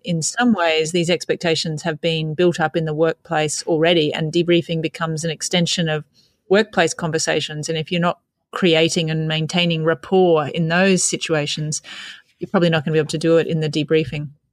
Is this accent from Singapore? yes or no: no; Australia